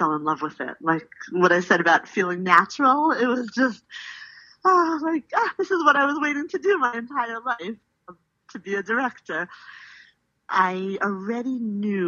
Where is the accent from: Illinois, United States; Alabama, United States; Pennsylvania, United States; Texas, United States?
Pennsylvania, United States; Philadelphia; I grew up in Philadelphia, Northeast Philadelphia, to be exact.